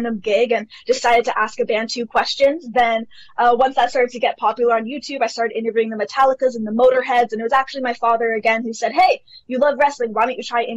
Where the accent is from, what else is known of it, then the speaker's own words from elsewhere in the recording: Toronto, Ontario, Canada; I have lived in Canada my entire life. So I'm from Toronto, Canada.